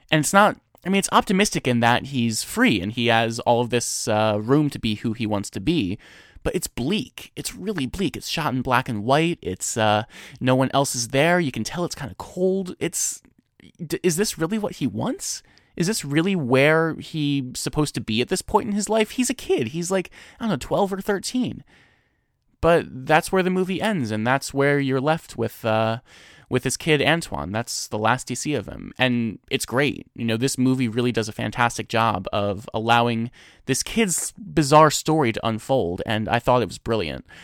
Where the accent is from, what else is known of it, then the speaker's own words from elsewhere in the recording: New Jersey, United States; also born or lived in Boston; I'm from New Jersey.